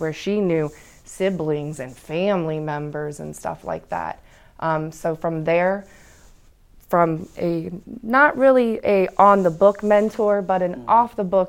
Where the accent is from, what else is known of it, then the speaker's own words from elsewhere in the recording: Hartville, Ohio, United States; I grew up in Hartville, which is a very small used to be Amish town.